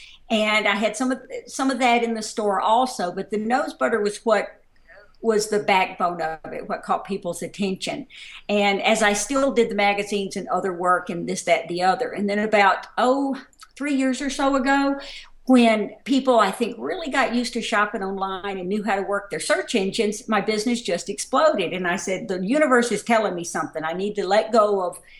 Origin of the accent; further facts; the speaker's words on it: Mississippi, United States; moved away as an adult; also born or lived in Dallas, Texas / St. Paul, Minnesota; now in Minnesota, United States; Obviously, this is not a Minnesota accent. I do not sound like everybody on Fargo. I grew up in Mississippi